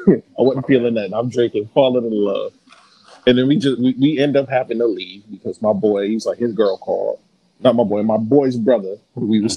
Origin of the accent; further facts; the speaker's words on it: Pontiac, Michigan, United States; Even though I'm from Pontiac.